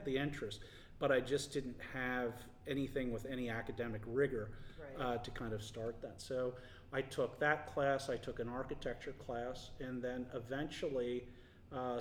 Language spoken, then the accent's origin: English; Honey Brook, Pennsylvania, United States; I was born in Honeybrook Township, Chester County. So that's where Chester, Lancaster, and Berks County all come together. And it was an area that was great to grow up in.